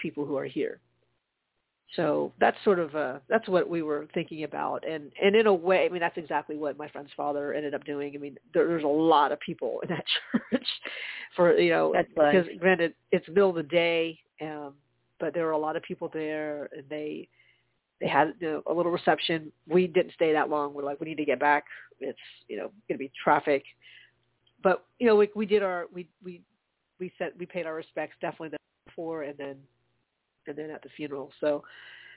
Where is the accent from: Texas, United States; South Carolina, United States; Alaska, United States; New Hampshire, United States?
South Carolina, United States; Charleston; now in Atlanta, United States; my hometown is Charleston